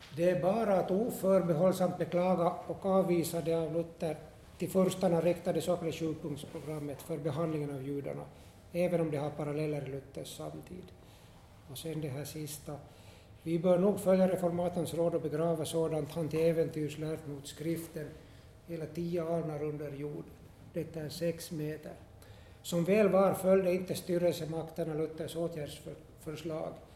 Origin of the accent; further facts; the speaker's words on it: Esse, Ostrobothnia, Finland; jag är från, hemma från Esse